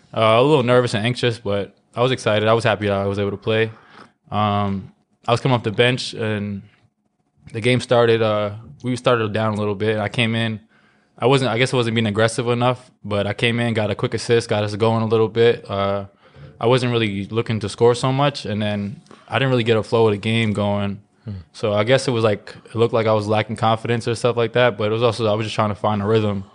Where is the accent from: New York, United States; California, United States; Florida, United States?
New York, United States; New York City; I grew up in Brooklyn